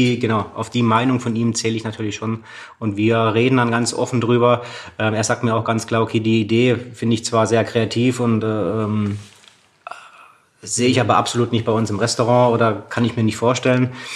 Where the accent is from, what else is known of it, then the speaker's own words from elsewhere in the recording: Freiburg, Baden-Württemberg, Germany; in Freiburg, wo ich groß geworden bin